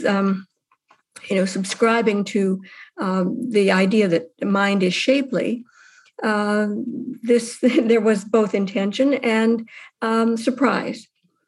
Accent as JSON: {"language": "English", "town": "Winnipeg", "region": "Manitoba", "country": "Canada", "tie": "born or raised there", "said": "The cultural background growing up in Winnipeg in an area called what was a notable area, the socialist area, north end of Winnipeg"}